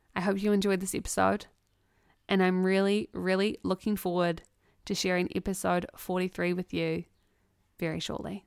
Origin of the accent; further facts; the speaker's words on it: New Zealand; as two Kiwi girls